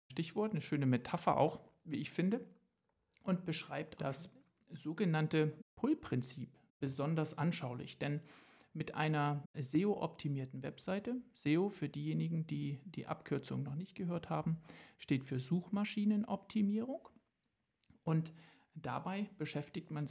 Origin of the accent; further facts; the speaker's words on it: Köthen, Saxony-Anhalt, Germany; Dann darf ich an dieser Stelle meine Heimatstadt loben, namens Köthen, in der Bach gelebt hat.